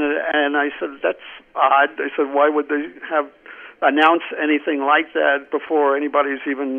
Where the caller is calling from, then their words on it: New Mexico, United States; Hey, guys. … from New Mexico.